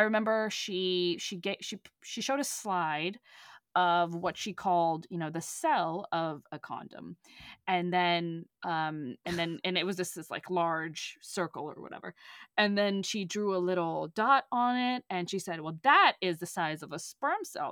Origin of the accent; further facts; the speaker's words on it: Texas, United States; moved away; the specific little town that I, I grew up in, in, in Texas